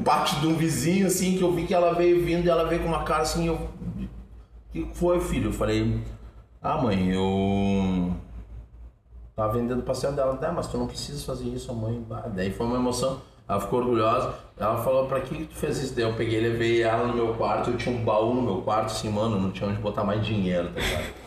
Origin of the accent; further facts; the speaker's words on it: Curitiba, Paraná, Brazil; also born or lived in São Gabriel, Rio Grande do Sul; now in Porto Alegre, Brazil; me criei andando de skate em Curitiba